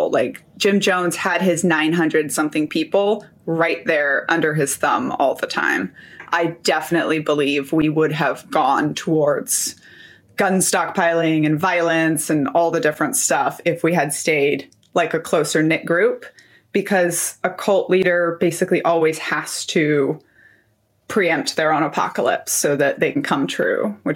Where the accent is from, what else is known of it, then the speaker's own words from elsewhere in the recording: Brazil; also born or lived in Philippines / Japan; So I was born in the Philippines, but I also lived in Japan and then all over Latin America. I mostly grew up in Brazil.